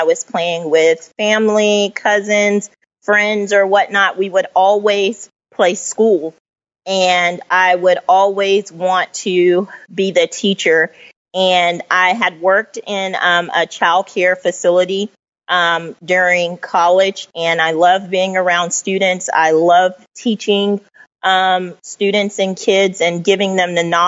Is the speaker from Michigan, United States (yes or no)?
no; Cobb County, north of Atlanta, Georgia, United States; also born or lived in Tennessee; I was raised just north of Atlanta in Cobb County.